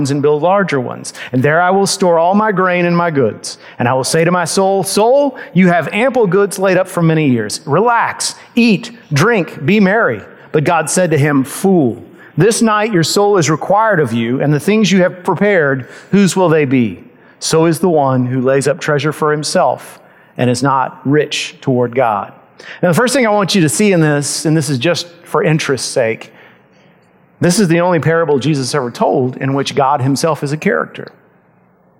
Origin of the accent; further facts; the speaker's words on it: United States; we as American Christians